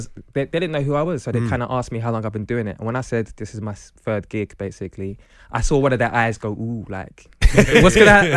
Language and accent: English; London, United Kingdom; moved away as an adult; now in Manchester, United Kingdom; I moved up to Manchester. I'm a Londoner.